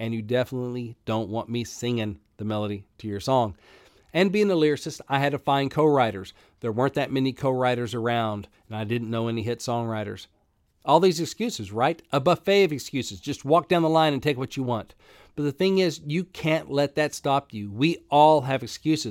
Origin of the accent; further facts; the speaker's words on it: Arkansas, United States; I grew up in Arkansas. I didn't grow up in Tennessee